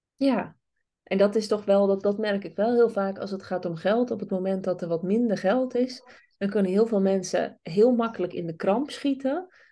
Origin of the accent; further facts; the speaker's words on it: Friesland, Netherlands; ik kom uit Friesland